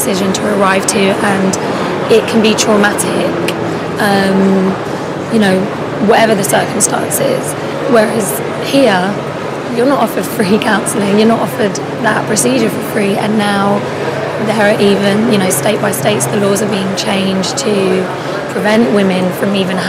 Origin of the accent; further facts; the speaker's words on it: United Kingdom; moved away as an adult; now in United States; being a Brit